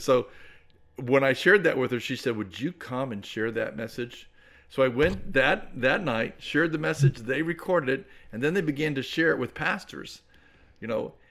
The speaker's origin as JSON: {"language": "English", "town": "Clearwater", "region": "Florida", "country": "United States", "tie": "born or raised there", "also_born_or_lived": "Nigeria / Texas", "moved": "as an adult", "said": "I was born and raised here in the Tampa Bay area, born right there in Clearwater, Florida"}